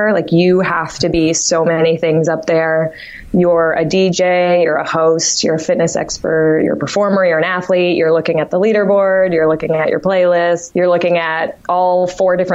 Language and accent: English; Martha's Vineyard, Massachusetts, United States; moved away as an adult; also born or lived in Amherst, Massachusetts; I'm originally from Martha's Vineyard, Massachusetts, small island.